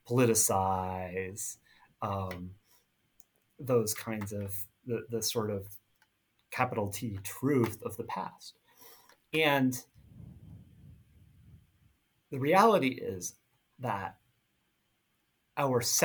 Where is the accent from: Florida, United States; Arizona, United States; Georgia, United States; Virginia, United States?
Florida, United States; Southwest; moved away; I grew up in Southwest Florida, which wasn't where either part side of my family was from